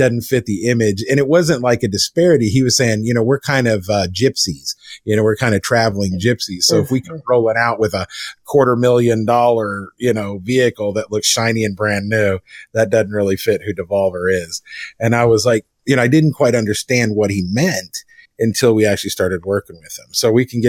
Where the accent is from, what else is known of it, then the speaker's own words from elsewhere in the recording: Enid, Oklahoma, United States; now in Dallas, United States; my hometown of Enid, Oklahoma